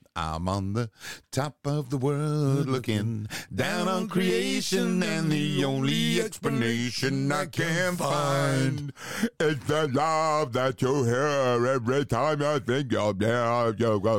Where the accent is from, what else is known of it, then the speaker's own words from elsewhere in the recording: London, United Kingdom; I'm a Cockney, don't you know?